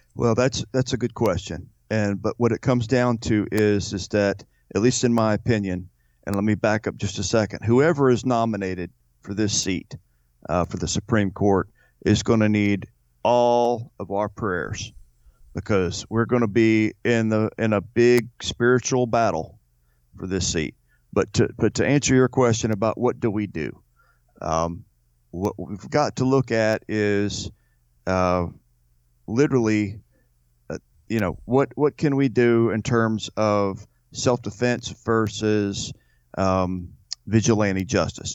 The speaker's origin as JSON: {"language": "English", "country": "United States"}